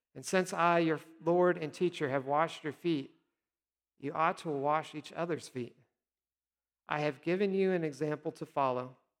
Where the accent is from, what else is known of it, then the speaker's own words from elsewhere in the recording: Nebraska, United States; also born or lived in South Dakota; now in Texas, United States; I always say I'm from Nebraska, but I did live a short time in South Dakota.